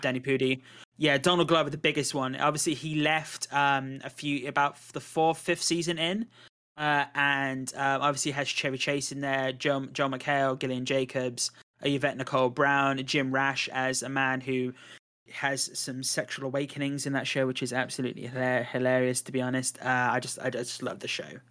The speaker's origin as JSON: {"language": "English", "country": "United Kingdom", "said": "I am British"}